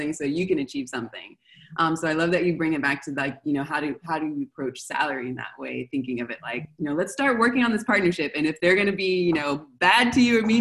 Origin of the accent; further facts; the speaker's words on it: Los Angeles, California, United States; moved away as an adult; now in Argentina; I'm in Argentina right now, and I'm from Los Angeles